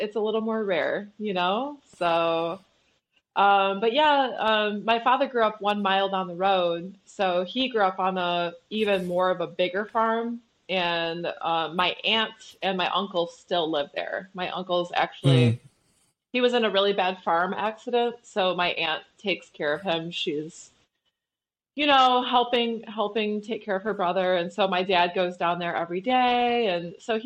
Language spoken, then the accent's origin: English; Flint, Michigan, United States; also born or lived in New York; I was born in Flint, Michigan, but we lived 15 minutes east of Flint